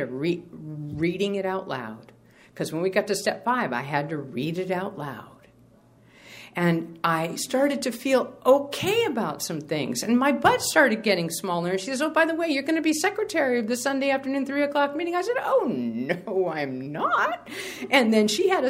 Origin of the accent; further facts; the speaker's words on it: New England, United States; now in Sacramento, United States; I'm from New England